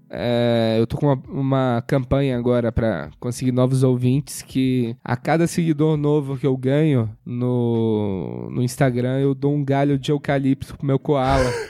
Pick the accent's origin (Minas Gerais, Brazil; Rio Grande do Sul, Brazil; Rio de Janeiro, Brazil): Minas Gerais, Brazil; now in São Paulo, Brazil; O meu sotaque, ele misturou de um jeito que eu venho pra cá e não acham que eu sou mineiro aqui.